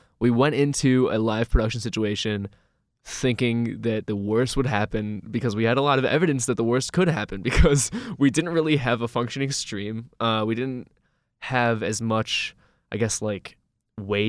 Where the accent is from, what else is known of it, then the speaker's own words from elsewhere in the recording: Louisville, Kentucky, United States; now in Ithaca, United States; my hometown, Louisville, Kentucky.